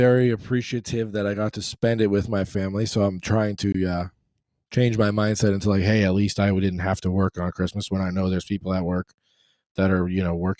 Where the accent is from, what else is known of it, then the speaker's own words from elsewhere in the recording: Boston, Massachusetts, United States; moved away; growing up in Boston